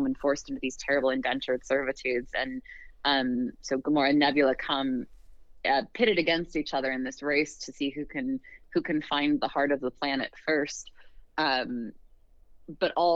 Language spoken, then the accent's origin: English; Western United States, United States; I grew up in the Western United States and sort of grew up with this Red Rock and cowboys and ranches and mines and ghost towns